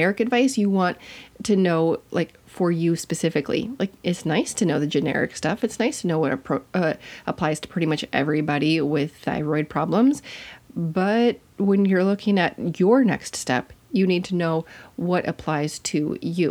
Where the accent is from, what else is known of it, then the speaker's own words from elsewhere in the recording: Minnesota, United States; I'm from Minnesota